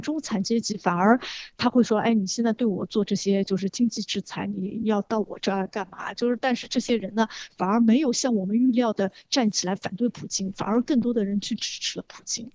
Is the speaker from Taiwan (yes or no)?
no; China; 我们中国人就是从小被吓唬大的